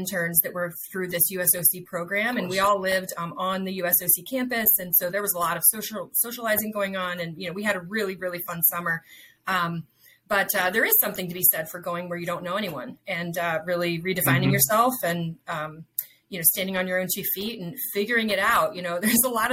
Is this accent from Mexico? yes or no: no; Princeton, New Jersey, United States; moved away as an adult; also born or lived in Indiana; I did all my growing up in Princeton, New Jersey, which was a wonderful place to grow up